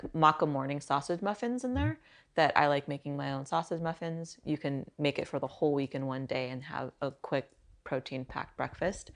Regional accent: Silicon Valley, California, United States; growing up in Silicon Valley

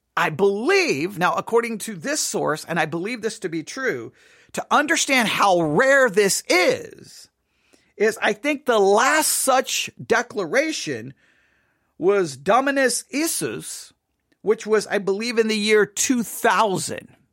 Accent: West Texas, United States; I'm from West Texas

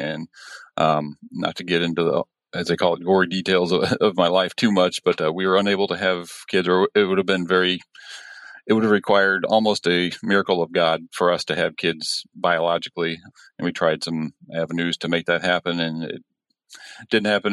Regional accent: Illinois, United States; I'm from Illinois, born and raised here for the most part, moved around a few different places.

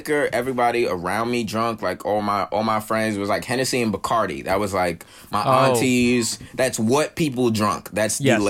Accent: New York City, New York, United States; I grew up in Brooklyn

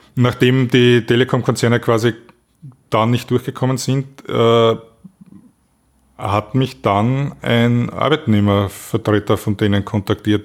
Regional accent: Austria; als Österreicher

